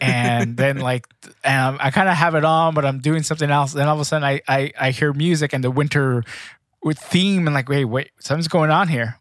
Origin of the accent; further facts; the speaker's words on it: Los Angeles, California, United States; my hometown Lakers